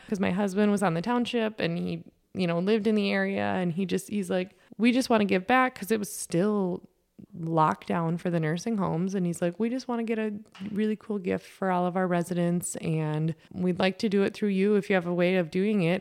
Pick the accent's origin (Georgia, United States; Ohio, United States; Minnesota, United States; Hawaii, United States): Minnesota, United States; Lake Benton; growing up in Lake Benton, Minnesota, on the corner of Highway seventy-five, just four miles north of town